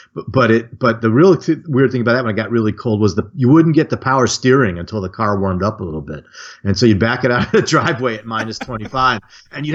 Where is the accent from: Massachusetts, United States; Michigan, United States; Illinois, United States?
Michigan, United States; Detroit; I grew up outside Detroit in the Detroit suburbs